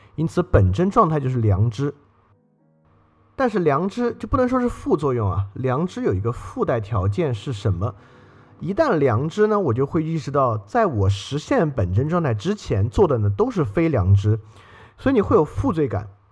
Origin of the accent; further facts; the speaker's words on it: Sichuan, China; moved away; 我也是四川的人，所以说，当然我那会儿在北京并没有经历这个事情